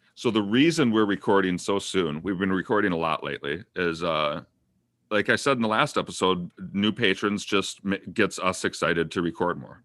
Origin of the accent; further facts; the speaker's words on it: Minnesota, United States; I'm from Minnesota.